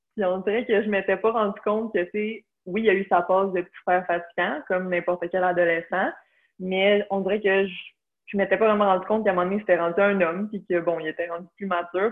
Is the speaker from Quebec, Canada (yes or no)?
yes; Blainville, Quebec, Canada; also born or lived in Beauce (ancestry); Je suis de Blainville. j'ai toujours habité à Blainville toute ma vie.